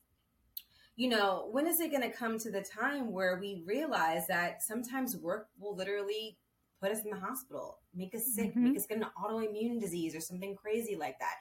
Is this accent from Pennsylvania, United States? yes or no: no; New York City, New York, United States; moved away as an adult; now in Los Angeles, United States; I'm from New York City, and I moved to LA probably a year and a half ago